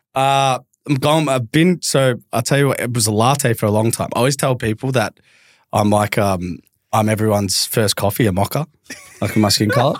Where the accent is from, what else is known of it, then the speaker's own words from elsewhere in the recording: Melbourne, Victoria, Australia; I grew up in the Southeast of Melbourne.